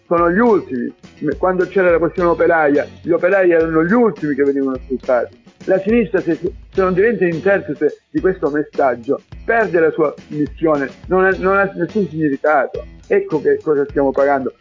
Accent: Riace, Calabria, Italy; sono stato in esilio, non potevo tornare al mio paese

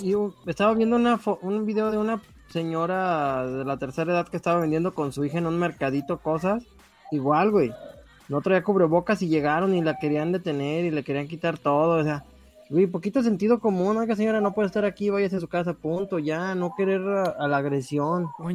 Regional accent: Mexico; somos mexicanos

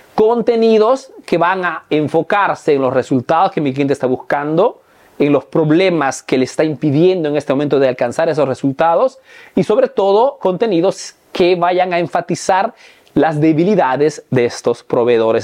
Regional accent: Peru; now in Italy; soy un emprendedor peruano

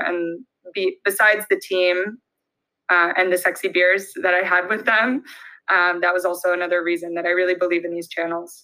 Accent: Belmont, California, United States; also born or lived in Santa Barbara; I'm from a little town outside of San Francisco called Belmont

